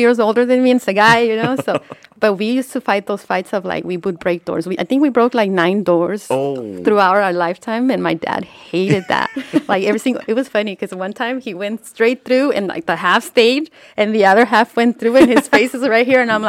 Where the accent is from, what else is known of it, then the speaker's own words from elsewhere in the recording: Pomona, California, United States; I grew up in Pomona.